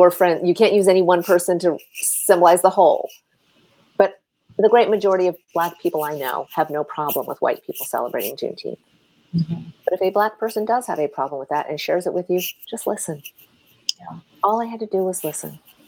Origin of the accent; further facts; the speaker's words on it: Milpitas, California, United States; And the reason this touched me so deeply is that I grew up in Milpitas. And when I was at Berkeley, I lived in Richmond.